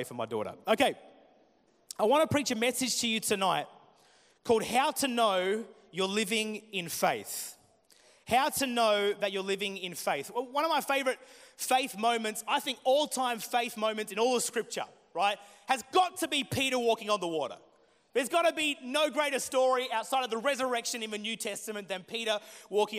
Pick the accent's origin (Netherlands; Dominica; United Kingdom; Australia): Australia; Murray Bridge, South Australia; also born or lived in Adelaide; Grew up actually in a country town called Murray Bridge, which is about an hour and a half out of Adelaide.